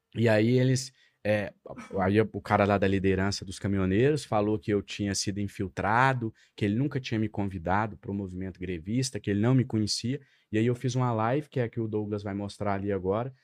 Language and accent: Portuguese; Ituiutaba, Minas Gerais, Brazil; moved away as an adult; now in Brasília, Brazil; Lá na minha cidade natal, em Tuiutaba